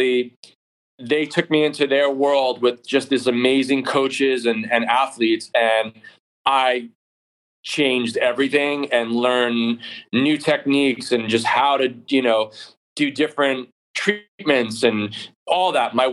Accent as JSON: {"language": "English", "region": "New York", "country": "United States", "tie": "born or raised there", "also_born_or_lived": "California", "moved": "yes", "said": "I grew up in New York in a basement."}